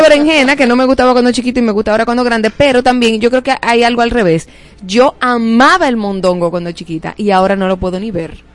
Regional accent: Dominican Republic

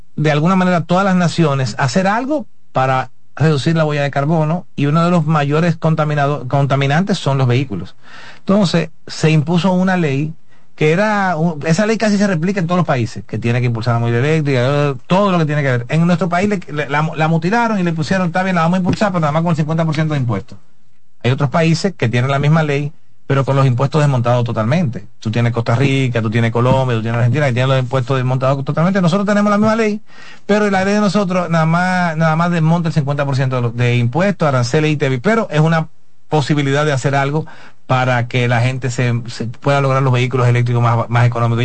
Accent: Dominican Republic

